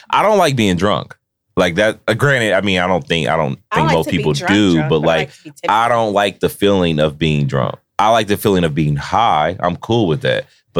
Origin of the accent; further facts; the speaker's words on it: Cincinnati, Ohio, United States; I'm from Cincinnati, OTR